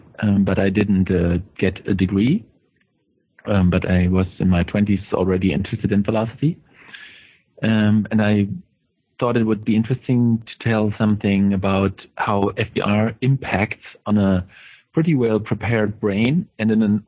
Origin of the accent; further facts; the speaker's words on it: Germany; English is a second language; from Germany.